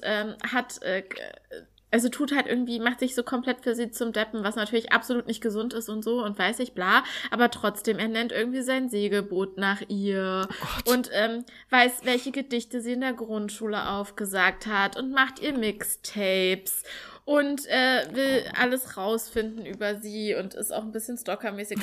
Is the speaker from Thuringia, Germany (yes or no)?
yes; Thuringia, Germany; ich komme aus Thüringen